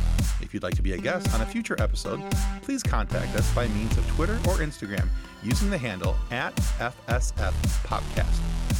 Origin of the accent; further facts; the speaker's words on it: Midwest, United States; as Midwesterners.